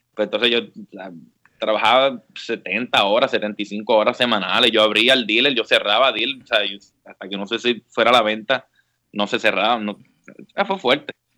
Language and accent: Spanish; San Juan, Puerto Rico; moved away as an adult; also born or lived in Mayagüez, Puerto Rico; now in Washington, D.C. area, United States; Yo, yo soy original de San Juan, toda la vida me crié en San Juan desde los dos años